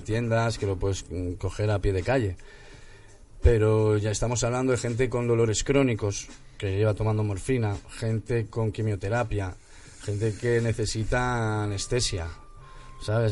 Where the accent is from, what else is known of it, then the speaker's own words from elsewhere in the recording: Santander, Cantabria, Spain; now in Madrid, Spain; yo soy de Santander también